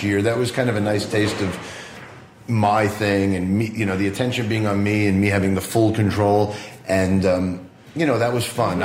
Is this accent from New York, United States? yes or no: yes; Long Island, New York, United States; I grew up on Long Island, New York, in the late 70s and 80s